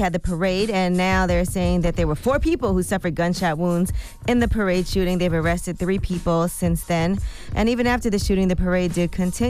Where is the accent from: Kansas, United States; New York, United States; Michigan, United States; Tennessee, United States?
New York, United States; Brooklyn; I'm from Brooklyn. I've definitely heard of that happening.